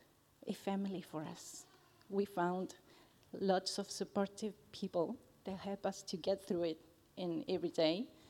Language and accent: English; Argentina; English is a second language; moved away as an adult; I'm from Argentina, so English is my second language.